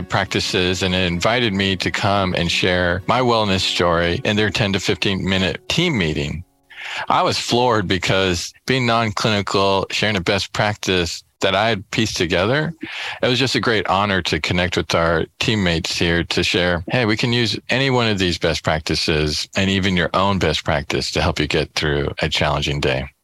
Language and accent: English; Kansas City, United States; now in California, United States; I'm from Kansas City